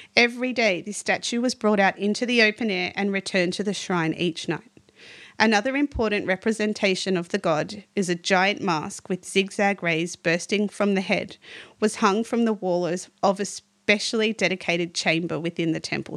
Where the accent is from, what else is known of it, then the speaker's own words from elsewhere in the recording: Australia; as an Aussie